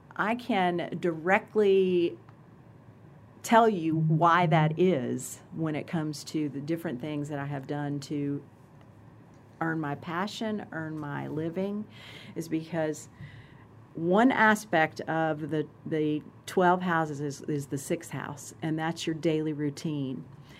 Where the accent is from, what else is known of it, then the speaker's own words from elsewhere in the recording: Germany; born there; Like, for example, I was born in Germany.